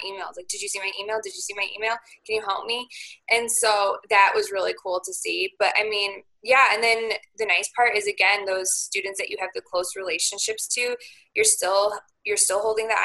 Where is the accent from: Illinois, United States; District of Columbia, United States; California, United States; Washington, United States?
Illinois, United States; Marengo; also born or lived in Crystal Lake, Illinois; I grew up in Lake Marengo, right on the outskirts, and then I went to high school in Crystal Lake